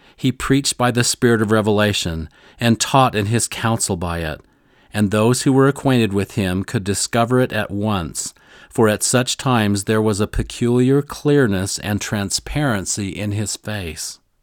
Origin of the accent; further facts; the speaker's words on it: Missouri, United States; I grew up in Missouri in the heart of it